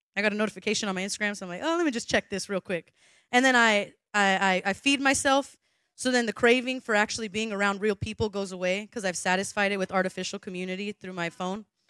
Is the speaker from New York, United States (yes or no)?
no; Southern California, United States; moved away; I'm from Southern California